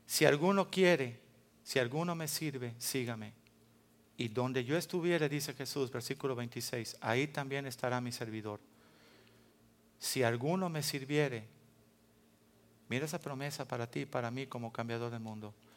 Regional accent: Mexico

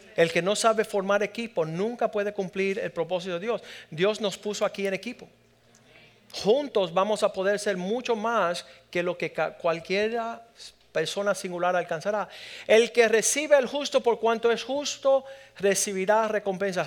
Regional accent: Pinar del Río, Cuba; aquellos que venimos de Pinar del Río somos un poco acomplejados

